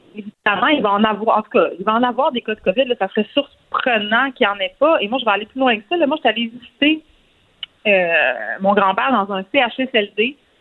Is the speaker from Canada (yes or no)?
yes; Montreal, Quebec, Canada; on vient de Montréal